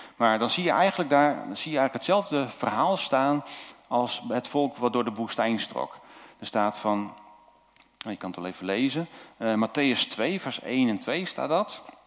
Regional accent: Zuidwolde, Drenthe, Netherlands; moved away as an adult; also born or lived in Julianadorp, Noord-Holland; geboren in Zuidwolde en eh, we, zijn daar, eh, we woonden daar. En toen gingen we naar Noord-Holland

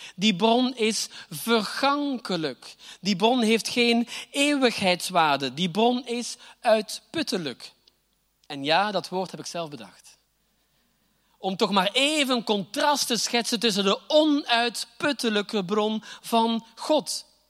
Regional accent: Flanders, Belgium; accent: Flemish; moved away as an adult; now in Groningen, Netherlands; mijn Vlaamse accent, ook al woon ik hier al achttien jaar

